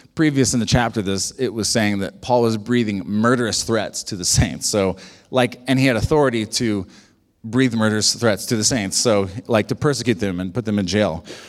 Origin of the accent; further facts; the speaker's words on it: United States; we're very American